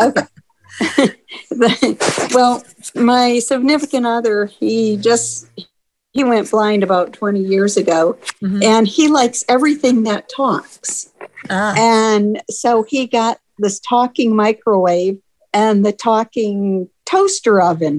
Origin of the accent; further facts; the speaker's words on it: Tampa, Florida, United States; Tampa, Florida.